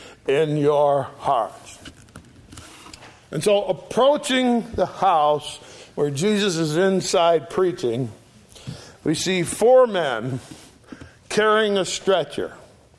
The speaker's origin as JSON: {"language": "English", "town": "Oakfield", "region": "New York", "country": "United States", "tie": "born or raised there", "also_born_or_lived": "Sharon, Connecticut", "said": "I grew up on Sour Springs Road, just two roads west of here. I went to school in Oakfield, and I spent a lot of my early years running around the Alabama swamps. Anyone who heard me would naturally assume I was born right here in Western New York."}